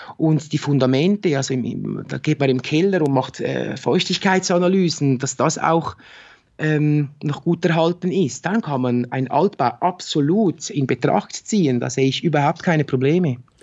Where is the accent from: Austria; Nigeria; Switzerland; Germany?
Switzerland; bei uns in der Schweiz